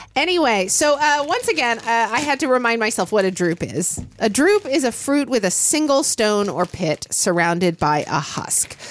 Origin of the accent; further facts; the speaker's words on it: Oklahoma, United States; moved away; I grew up in Oklahoma